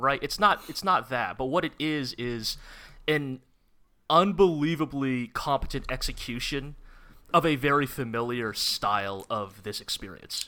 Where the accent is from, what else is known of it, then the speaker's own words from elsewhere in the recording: United States; as an American Dragon Ball fan